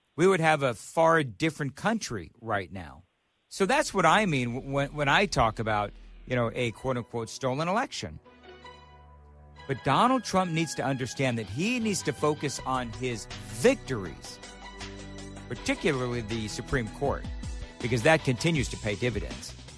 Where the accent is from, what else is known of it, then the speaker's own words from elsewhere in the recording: California, United States; moved away as an adult; now in Nashville, United States; I'm from California. I fled California